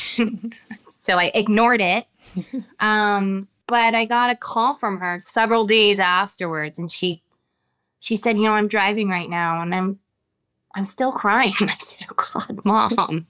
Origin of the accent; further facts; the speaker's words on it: United States; as I've lived my life here in America as an American woman